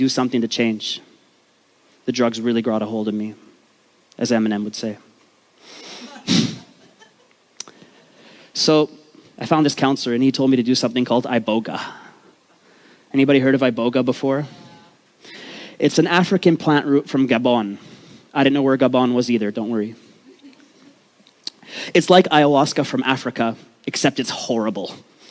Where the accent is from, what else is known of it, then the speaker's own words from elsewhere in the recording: Vancouver, British Columbia, Canada; I grew up in East Vancouver, the rough part of town.